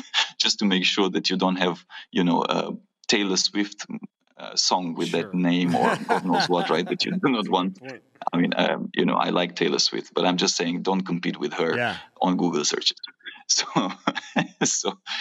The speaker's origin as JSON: {"language": "English", "country": "Romania", "said": "my home country of Romania"}